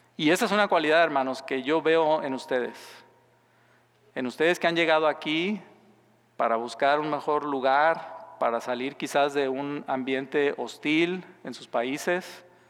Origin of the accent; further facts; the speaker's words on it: Mexico; moved away as an adult; soy mexicano